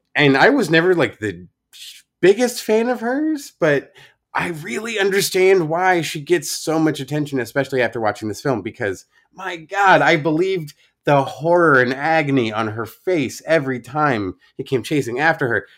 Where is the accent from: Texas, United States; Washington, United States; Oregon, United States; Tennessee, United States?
Oregon, United States; my home state of Oregon